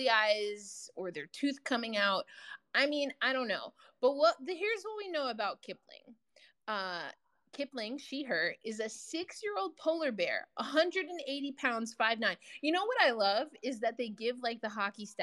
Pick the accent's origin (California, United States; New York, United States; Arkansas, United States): New York, United States; I'm from New York